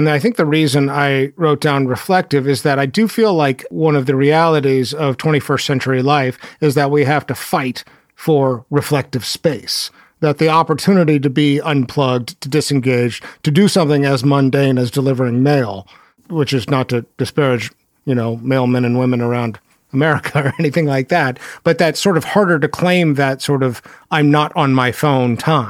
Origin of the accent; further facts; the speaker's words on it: Texas, United States; accent: Texas; My Texas accent comes and goes. You put me in a room of Southerners and it comes screaming out.